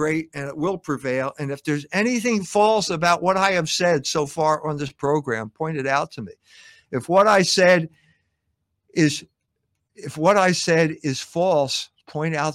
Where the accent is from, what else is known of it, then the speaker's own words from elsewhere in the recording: Philadelphia, Pennsylvania, United States; moved away as an adult; also born or lived in Germany; I grew up in Philadelphia